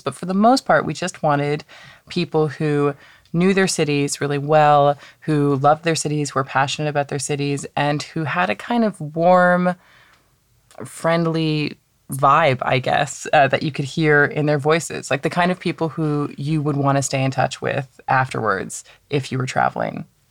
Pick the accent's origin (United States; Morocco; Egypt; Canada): Canada; now in London, United Kingdom; I'm not from London. Originally, I'm from Canada